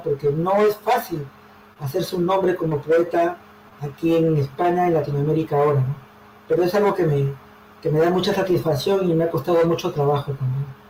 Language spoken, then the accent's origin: Spanish; Callao, Peru; moved away as an adult; also born or lived in Lima, Peru; now in Madrid, Spain; me crié en el Callao, En Santa Marina Sur, ahí en mi barrio del Callao luego en el centro de Lima